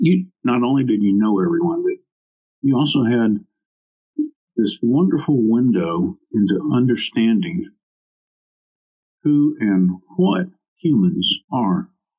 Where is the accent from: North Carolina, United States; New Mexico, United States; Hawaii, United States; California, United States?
Hawaii, United States; born there; also born or lived in Munich / Washington, D.C. / Shreveport / New Orleans; I was born in Hawaii, of all places. I've lived in Munich and Washington, D.C., and Shreveport and New Orleans and San Antonio and Austin twice and Honolulu and on the island of Maui.